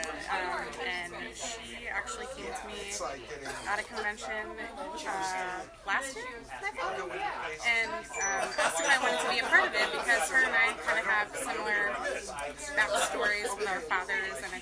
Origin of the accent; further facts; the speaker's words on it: Florida, United States; I'm actually from Florida